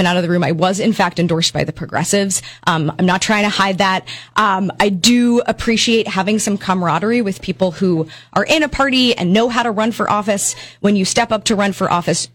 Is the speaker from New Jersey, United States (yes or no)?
no; New York City, New York, United States; moved away as an adult; now in Burlington, United States; I grew up in downtown Brooklyn in New York City.